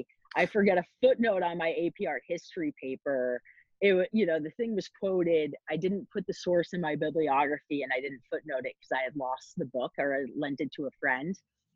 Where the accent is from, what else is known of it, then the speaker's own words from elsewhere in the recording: Hanover, New Hampshire, United States; I grew up next to Dartmouth College. So I had this idea of high academics. And growing up in New England